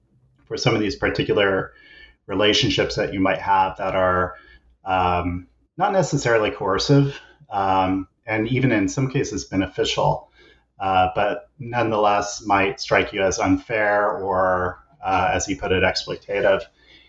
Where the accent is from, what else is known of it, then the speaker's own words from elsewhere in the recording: Kansas, United States; now in British Columbia, Canada; And I'm originally an American, grew up in Kansas and did all my schooling on the East Coast. But for the last 10 years or so, I've been a professor at the Simon Fraser University in British Columbia